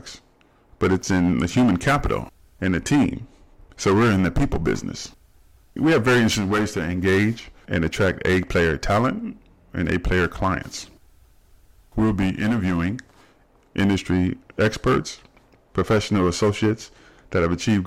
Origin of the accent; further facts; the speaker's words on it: Dayton, Ohio, United States; moved away as an adult; also born or lived in Arizona; now in Southern California, United States; I was born and raised in Dayton, Ohio. I currently live in Southern California